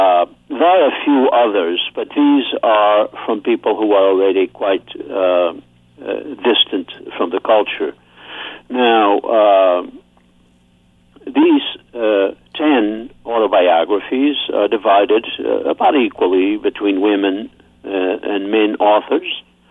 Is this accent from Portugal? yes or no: yes; Terceira, Azores, Portugal; English is a second language; moved away as an adult; also born or lived in California, United States / Amherst, Massachusetts, United States; now in United States; I was born in Terceira. I immigrated to California in 1963 with an elementary school education, 4 years, which is what most of us had.